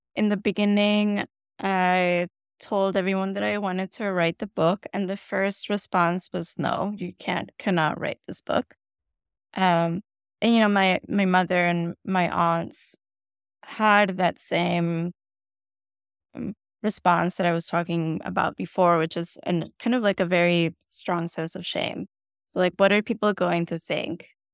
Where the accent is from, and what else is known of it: Colombia; born or raised there; first language Spanish; English is a second language; moved away as an adult; also born or lived in Bogotá / Chicago; now in United States